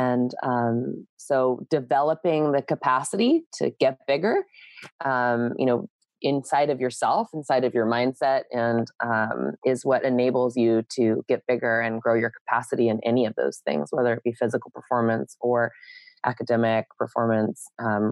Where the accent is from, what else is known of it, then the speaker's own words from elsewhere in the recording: San Diego, California, United States; I'm from San Diego. I'm a second generation native.